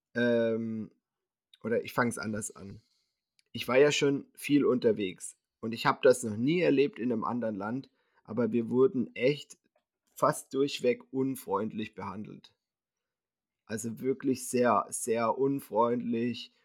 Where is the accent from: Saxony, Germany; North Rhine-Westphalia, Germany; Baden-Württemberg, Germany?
Baden-Württemberg, Germany; Winterbach; hier in meinem Heimatort Winterbach